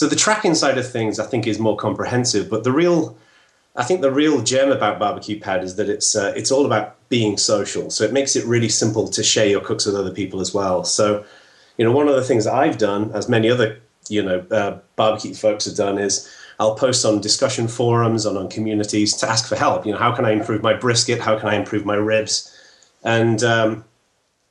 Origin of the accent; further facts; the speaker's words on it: England, United Kingdom; moved away as an adult; now in United States; I'm English. And I moved over to the U.S. Just under 5 years ago.